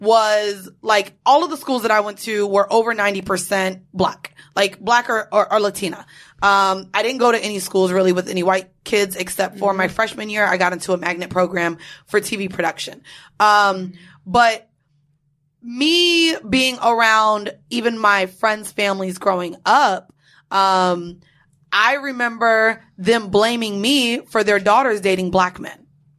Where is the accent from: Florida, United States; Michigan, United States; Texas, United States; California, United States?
Florida, United States; Orlando; moved away; growing up in Orlando